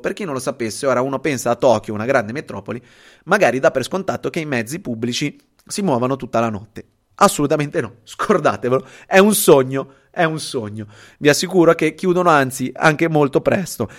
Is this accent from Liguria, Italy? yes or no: yes; Genoa, Liguria, Italy; also born or lived in Venice; io sono genovese, eh, sono qua a Genova